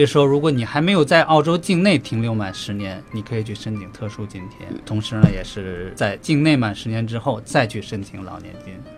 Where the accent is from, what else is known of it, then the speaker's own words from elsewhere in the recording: China; now in Australia; 我们中国人